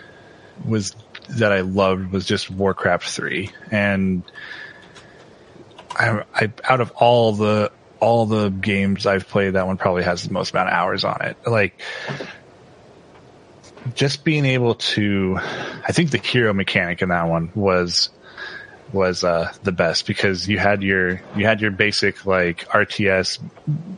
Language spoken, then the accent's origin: English; Washington, United States; moved away as an adult; also born or lived in Idaho / Utah; I grew up in Washington State